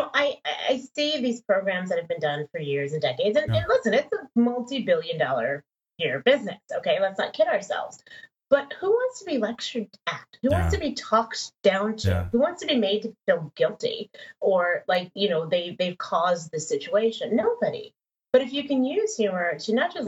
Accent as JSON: {"language": "English", "region": "Texas", "country": "United States", "tie": "born or raised there", "also_born_or_lived": "Denver, Colorado", "said": "we moved to Texas, where I was like the only Black person in my class"}